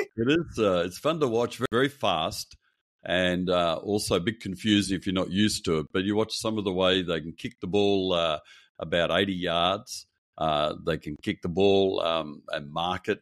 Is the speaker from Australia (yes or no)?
yes; Perth, Western Australia, Australia; I grew up in Perth on the west coast of Australia.